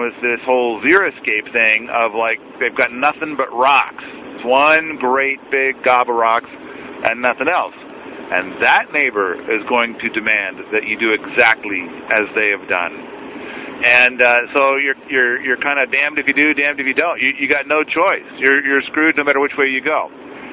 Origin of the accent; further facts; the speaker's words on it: United States; as an American